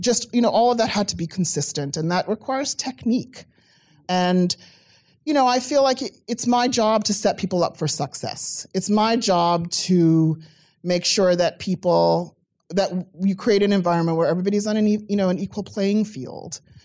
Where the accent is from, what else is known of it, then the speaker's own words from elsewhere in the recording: South Africa; moved away; I come from South Africa. I grew up during apartheid